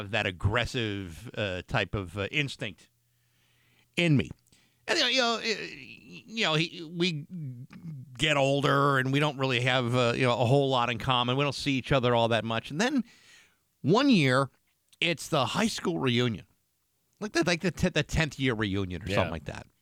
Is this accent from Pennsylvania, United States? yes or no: no; Rehoboth, Massachusetts, United States; also born or lived in Attleboro, Massachusetts; when we moved when I was a kid from Attleboro to Rehoboth, I was in second grade